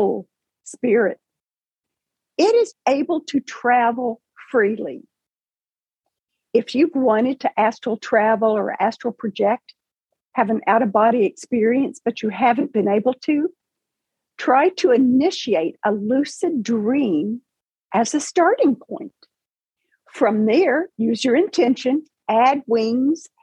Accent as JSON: {"language": "English", "town": "Paducah", "region": "Kentucky", "country": "United States", "tie": "born or raised there", "said": "I was working and living and working in my hometown of Paducah, Kentucky"}